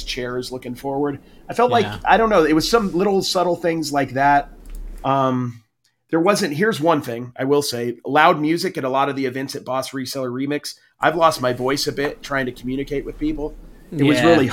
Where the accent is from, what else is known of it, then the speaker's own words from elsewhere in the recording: West Coast, United States; I'm from the West Coast